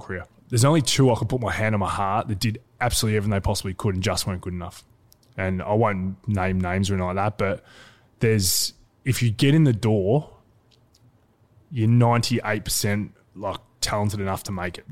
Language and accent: English; Geelong, Victoria, Australia; also born or lived in Wallington, Victoria; grew up in Geelong